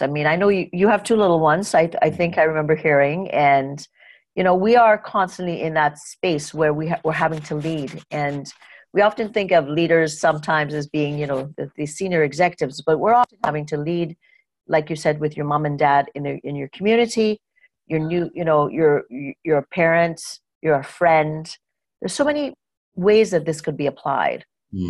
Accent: Trinidad & Tobago; moved away; I grew up in Trinidad and Tobago, and I grew up with a father who was an executive.

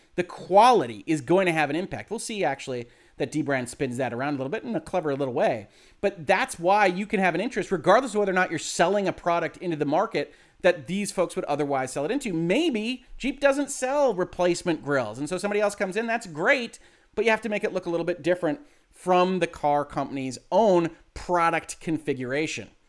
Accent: Southeast Michigan, United States; I'm from Southeast Michigan

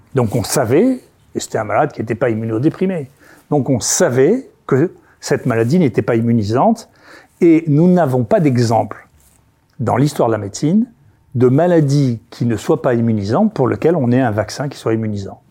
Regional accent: Senegal; je suis né au Sénégal

